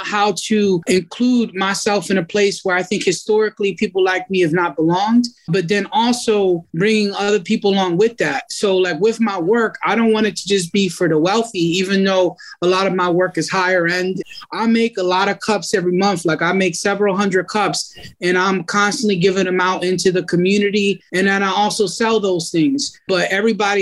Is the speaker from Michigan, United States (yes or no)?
no; Philadelphia, Pennsylvania, United States; I'm from Kensington